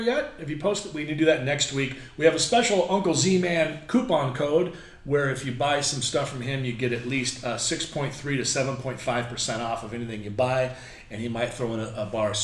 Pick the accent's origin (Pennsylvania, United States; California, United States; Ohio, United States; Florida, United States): California, United States; Long Beach; also born or lived in San Clemente; My hometown is Long Beach.